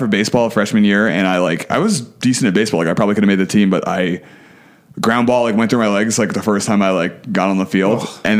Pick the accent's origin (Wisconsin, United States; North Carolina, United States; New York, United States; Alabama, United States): New York, United States; Brooklyn; Born and raised. My parents still live there. I used to have a super thick accent, and when I was like going to high school, I decided I was going to ditch my accent.